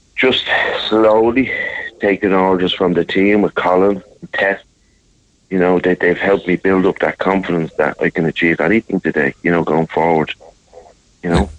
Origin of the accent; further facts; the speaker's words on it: Dún Laoghaire, Leinster, Ireland; I grew up in Dunleary here